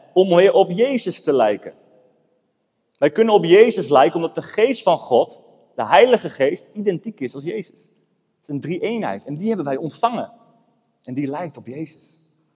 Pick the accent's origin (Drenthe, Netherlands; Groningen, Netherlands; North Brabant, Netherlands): Drenthe, Netherlands; Emmen; moved away as an adult; now in Apeldoorn, Netherlands; Ik ben opgegroeid in Emmen